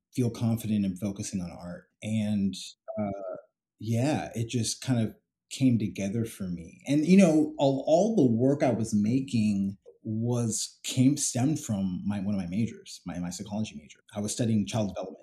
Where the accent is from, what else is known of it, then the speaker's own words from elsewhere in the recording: San Jose, California, United States; also born or lived in London / Atlanta; now in New York City, United States; I grew up in San Jose, California